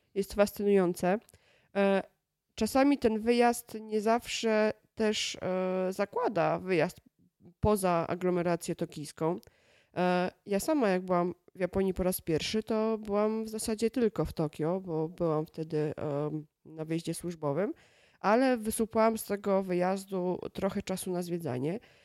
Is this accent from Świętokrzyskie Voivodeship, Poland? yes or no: yes; Kielce, Świętokrzyskie Voivodeship, Poland; now in Warsaw, Poland; To jest moje rodzinne miasto i moje mm, do tej pory chyba ukochane miasto, mimo że od wielu lat mieszkam w Warszawie